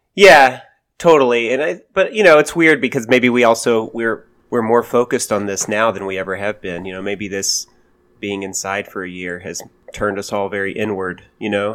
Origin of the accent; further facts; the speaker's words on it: United States; being an American